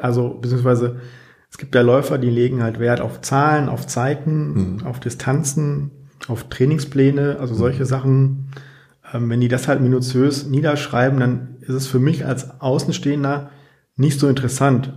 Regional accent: Dinslaken, North Rhine-Westphalia, Germany; moved away as an adult; also born or lived in Bochum; ich komme ursprünglich aus Dienstlaken, was ja auch irgendwie noch am Rande des Ruhrgebiets liegt

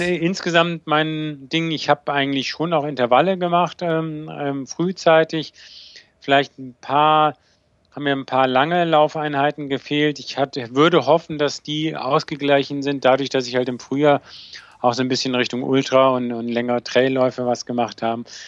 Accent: Bonn, North Rhine-Westphalia, Germany; weil ich bin ja in Bonn groß geworden, also das heißt zur Schule gegangen

